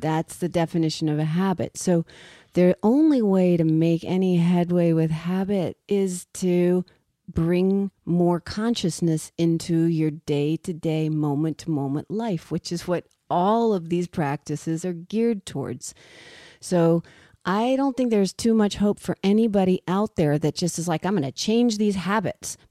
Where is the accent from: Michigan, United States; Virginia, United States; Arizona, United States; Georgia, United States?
Virginia, United States; Richmond; I grew up in Richmond, Virginia